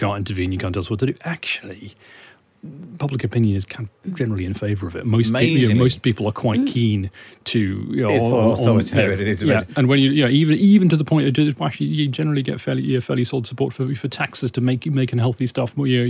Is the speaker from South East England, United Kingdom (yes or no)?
no; Northumberland, North East England, United Kingdom; I'm from Northumberland.